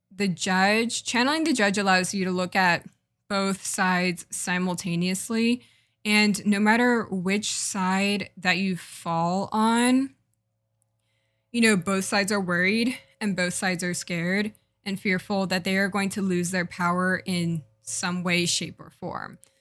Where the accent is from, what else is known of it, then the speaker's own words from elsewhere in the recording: United States; also born or lived in Jamaica; as a Jamaican American woman